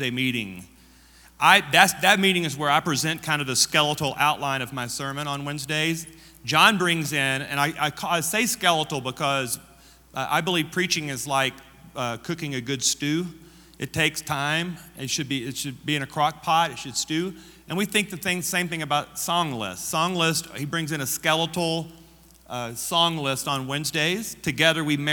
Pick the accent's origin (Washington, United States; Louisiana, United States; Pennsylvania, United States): Louisiana, United States; I am from Louisiana.